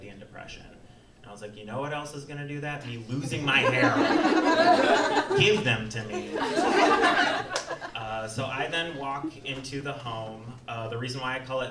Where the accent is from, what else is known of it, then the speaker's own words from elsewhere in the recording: Waukesha, Wisconsin, United States; my hometown of Waukesha, Wisconsin